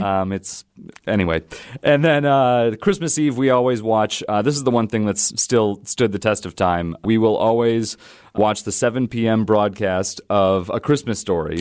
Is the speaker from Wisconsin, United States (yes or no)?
yes; Wausau, Wisconsin, United States; also born or lived in Appleton; I was born in Appleton, raised in Wausau, lived there until, um, around twenty-two years old